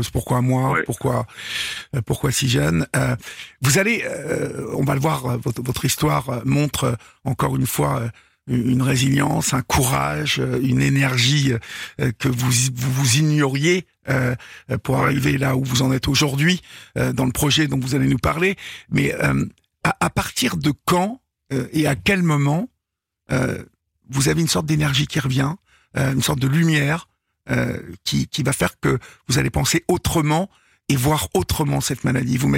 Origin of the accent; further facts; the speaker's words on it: Évreux, Normandy, France; Bah oui. voilà. Je suis d'Evreux, donc.